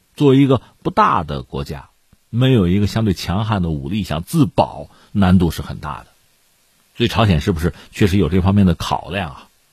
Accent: China; 我们是中国人

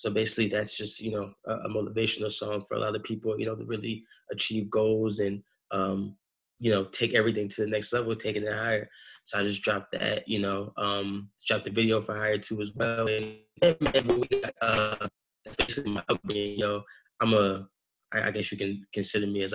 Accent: Philadelphia, Pennsylvania, United States; I'm originally from Philly. You know, they call it the city of brotherly love. I grew up in like a Baptist church

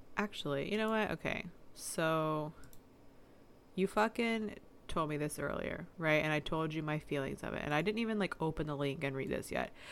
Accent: the South, United States; We're from the South.

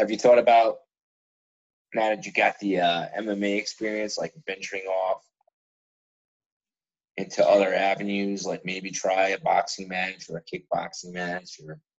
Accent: New Jersey, United States; I'm from Jersey, the one in Hoboken.

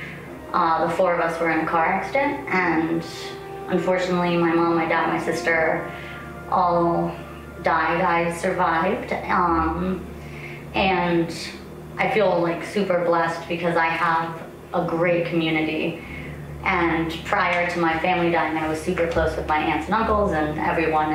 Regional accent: Denver, Colorado, United States; I'm from Denver, Colorado.

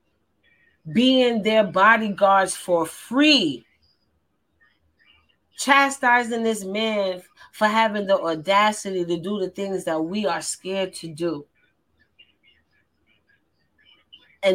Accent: New York, United States; I'm from New York

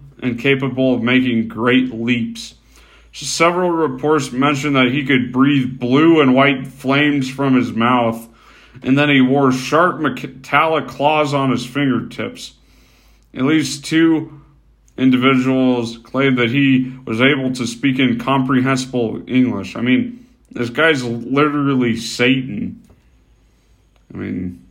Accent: United States; I am obviously American

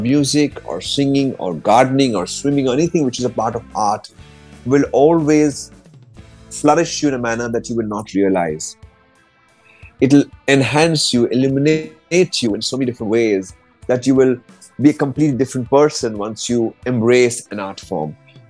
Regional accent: Mumbai, Maharashtra, India; I always say I'm from Bombay.

